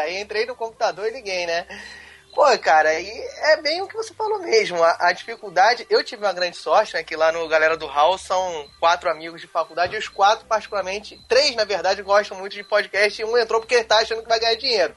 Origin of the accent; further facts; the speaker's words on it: Rio de Janeiro, Brazil; accent: chiado; Eu sou carioca